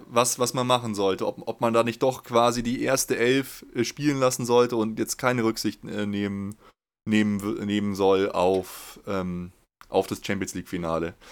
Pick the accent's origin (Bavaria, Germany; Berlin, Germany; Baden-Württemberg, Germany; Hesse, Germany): Bavaria, Germany; Munich; Ich bin in München geboren.